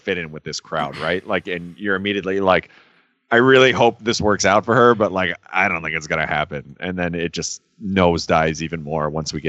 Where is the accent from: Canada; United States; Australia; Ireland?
United States; Amsterdam, New York; also born or lived in Glenville, New York; I grew up in Amsterdam before I moved.